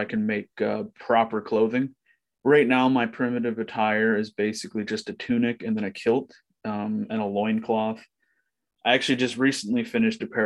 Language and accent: English; Ontario, Canada; I'm from Ontario